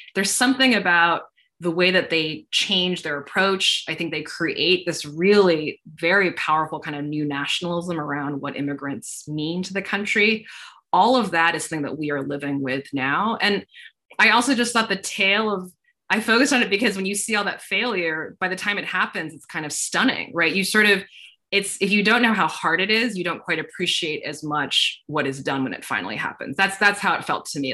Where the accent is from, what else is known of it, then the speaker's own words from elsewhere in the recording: Northern Virginia, United States; I'm from the Northern Virginia area.